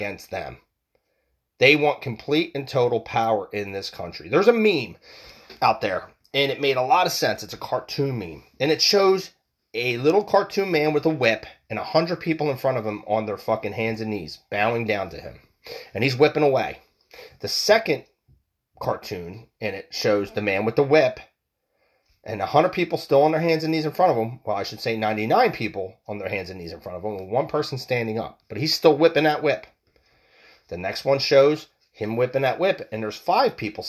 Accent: United States; We are American people

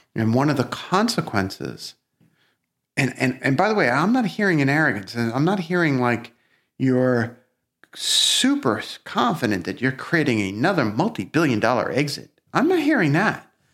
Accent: New York City, New York, United States; accent: Brooklyn; we actually grew up in different parts of Brooklyn

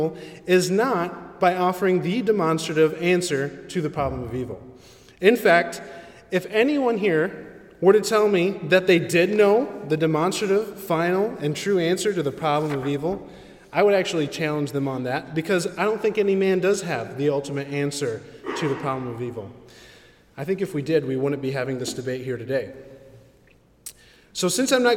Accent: Philippines; I'm a Filipino

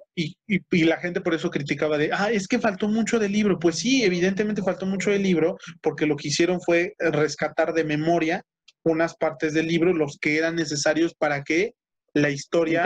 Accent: Mexico; la mayoría de los estandoperos en nuestro país

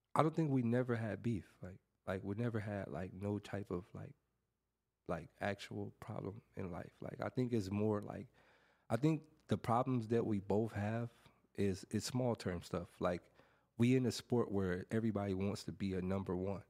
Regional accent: Los Angeles, California, United States; throughout my whole growing up in Watts

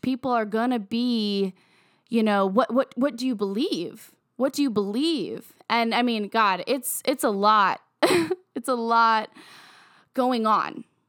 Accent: Virginia, United States; moved away; I have a lot of, of close black friends that I grew up with in my hometown in Virginia

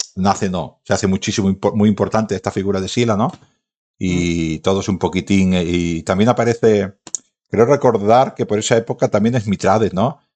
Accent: Badalona, Catalonia, Spain; soy de Baétulo

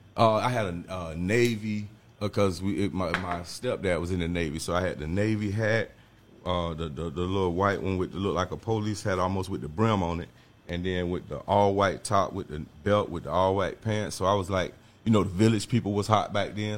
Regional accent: Jacksonville, Florida, United States; also born or lived in Orlando; I'm from the North Side project for Moncrief

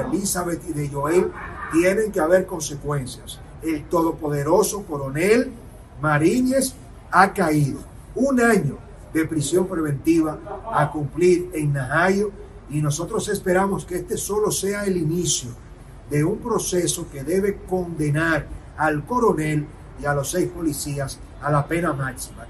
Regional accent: Dominican Republic; estaremos como dominicanos

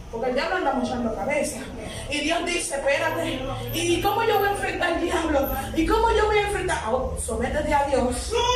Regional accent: Dominican Republic; yo soy dominicana

